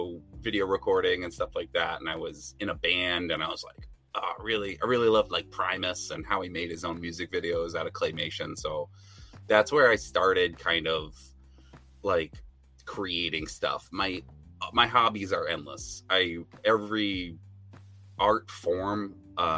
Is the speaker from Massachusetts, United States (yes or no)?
no; New Hampshire, United States; So I'm from New Hampshire, actually. So there's not a lot of animation and design stuff going on up here